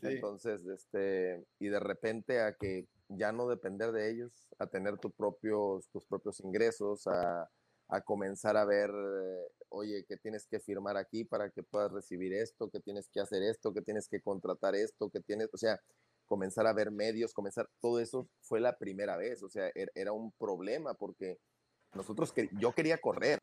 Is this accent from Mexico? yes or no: yes; northern Mexico, Mexico; nosotros que somos norteños